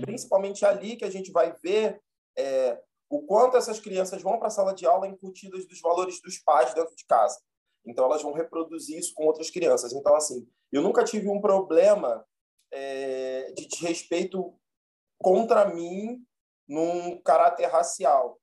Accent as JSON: {"language": "Portuguese", "region": "Rio de Janeiro", "country": "Brazil", "tie": "born or raised there", "said": "eu nasci e fui criado em Bom Sucesso, na zona norte do Rio."}